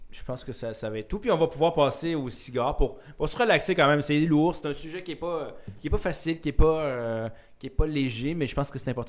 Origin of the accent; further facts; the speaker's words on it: Quebec, Canada; outrepasser justement ce sentiment-là de dire qu'on se détériorise en tant que Québécois ou Canadien, c'est faux.